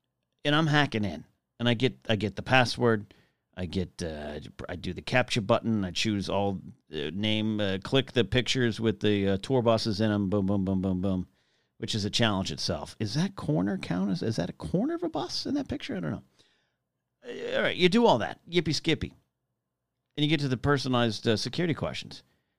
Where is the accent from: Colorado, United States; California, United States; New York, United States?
California, United States; Arroyo Grande; also born or lived in Los Angeles, California; It's where I went to elementary school in Arroyo Grande, California.